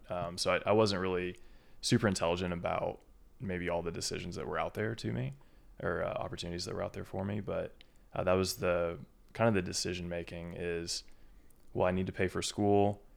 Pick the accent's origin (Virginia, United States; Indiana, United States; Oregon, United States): Indiana, United States; small town just north of Indianapolis, United States; moved away as an adult; also born or lived in Kentucky / Lexington, Kentucky; I'm a Kentuckian. I'm not, I'm not from Indiana, even though I've grown up here, you know, fourteen years of my life